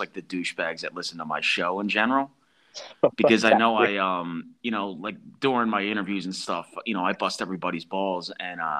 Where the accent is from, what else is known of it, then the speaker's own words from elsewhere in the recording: Philadelphia, Pennsylvania, United States; moved away as an adult; also born or lived in New Jersey / Virginia; growing up around the East Coast in that area, New Jersey, Northeast Philly